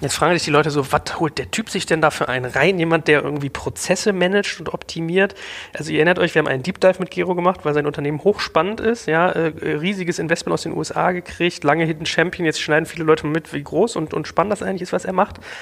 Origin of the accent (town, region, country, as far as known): Germany